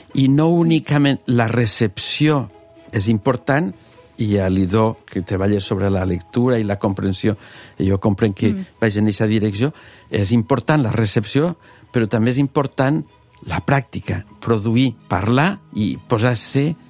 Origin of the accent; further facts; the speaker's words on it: Morella, Valencian Community, Spain; moved away as an adult; also born or lived in Geneva, Switzerland / Alicante; Jo sóc de Morella